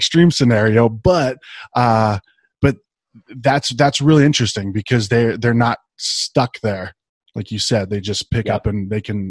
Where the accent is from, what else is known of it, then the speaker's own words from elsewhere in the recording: Ohio, United States; now in Arizona, United States; so I grew up in Ohio